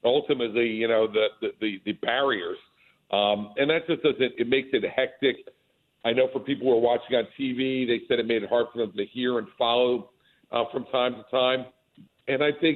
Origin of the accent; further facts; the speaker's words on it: New Jersey, United States; Today I am actually in New Jersey, doing some fundraising today in my home state.